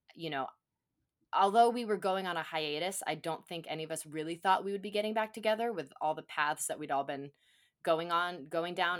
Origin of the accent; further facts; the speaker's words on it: Phoenix, Arizona, United States; it's our hometown of Phoenix, and, and the main and our band, …, we're from Phoenix, we're Phoenix-based bands